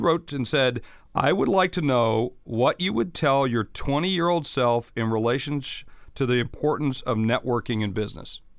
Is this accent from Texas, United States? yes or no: no; South Dakota, United States; I come from South Dakota, so yep. I'm in the middle of, of hunting country.